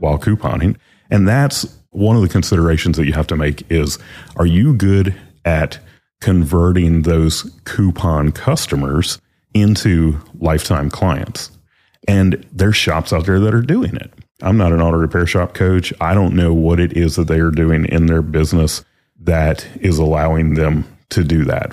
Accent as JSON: {"language": "English", "region": "the South", "country": "United States", "said": "We're from the South"}